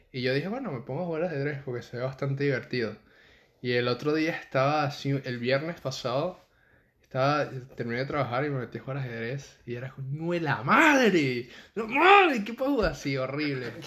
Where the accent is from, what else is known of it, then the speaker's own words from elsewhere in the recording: Venezuela; now in Panama; cuando yo me mudé de Venezuela a Panamá, yo me hice, tipo, de mis mejores panas que hice en Panamá